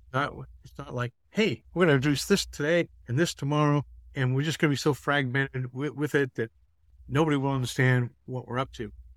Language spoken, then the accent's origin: English; Massachusetts, United States; moved away as an adult; now in Atlanta, United States; I'm from the Northeast. I grew up in Massachusetts.